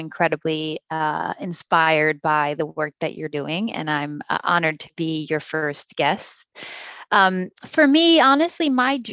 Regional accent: Westchester County, outside New York City, United States; Growing up, I grew up in outside of New York City, in the suburbs in Westchester County

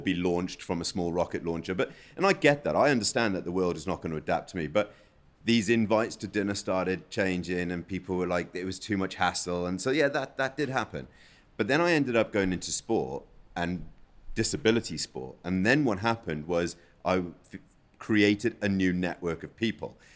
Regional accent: South Africa; now in United Kingdom; I'm from South Africa, where we don't have a public transport.

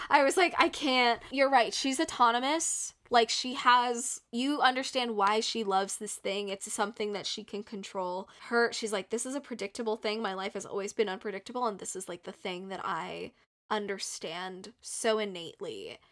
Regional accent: United States; I'm American

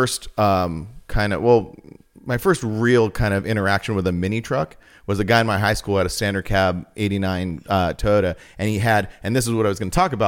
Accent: the High Desert, California, United States; I was born at St. Mary's Hospital. Okay. Yeah. I am like the true definition of a desert rat. I'm like born here. I'm raised here. And now I'm raising my kids here.

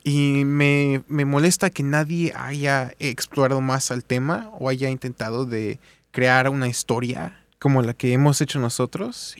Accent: Mexico City, Mexico; Yo soy de la Ciudad de México

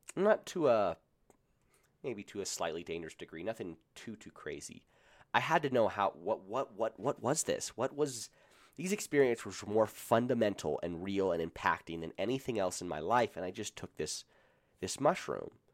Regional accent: Colorado, United States; I'm from Colorado

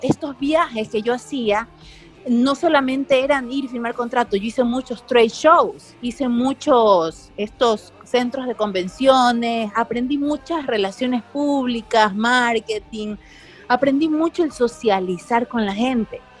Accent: Guayaquil, Guayas, Ecuador; moved away as an adult; also born or lived in United States / Miami; soy guayaquileña

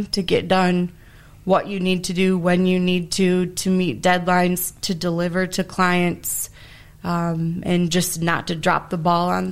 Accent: Ada, Michigan, United States; I was born and raised here in Ada

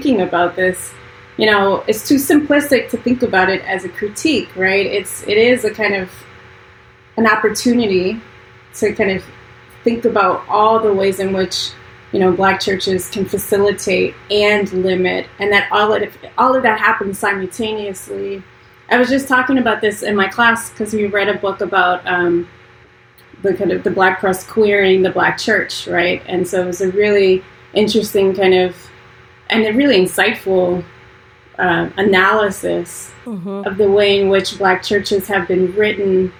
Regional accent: Deep South, United States; I grew up in the Deep South

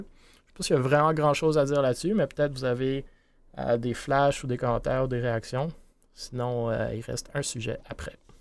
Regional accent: Montreal, Quebec, Canada; je suis de Montréal

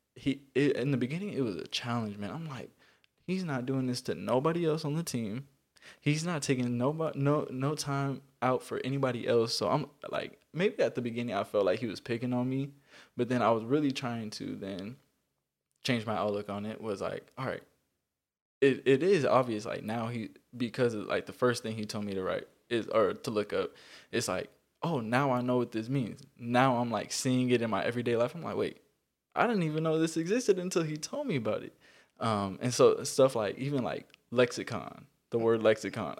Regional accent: Carson, California, United States; also born or lived in Harbor City, California; I am from Carson. I'm from Carson, California. Um, I was born, I was born in Harbor City.

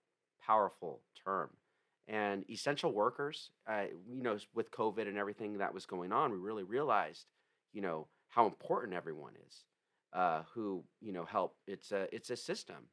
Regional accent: San Diego, California, United States; I was born and raised in La Jolla

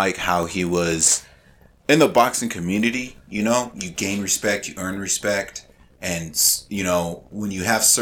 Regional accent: Victorville, California, United States; We're from Victor Bills.

